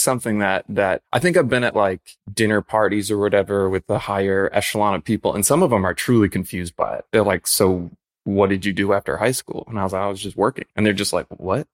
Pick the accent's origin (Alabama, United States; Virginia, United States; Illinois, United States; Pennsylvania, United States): Illinois, United States; Chicago; moved away as an adult; also born or lived in Grand Rapids, Michigan; I was born in East Hazelcrest, lived all over, like, Chicago Heights, Park Forest, and Homewood